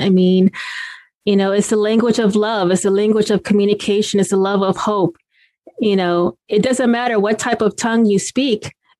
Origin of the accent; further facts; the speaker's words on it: United States; I'm Black American and my mother's Mexican. So I'm Latina, and we always speak in Spanish sometimes.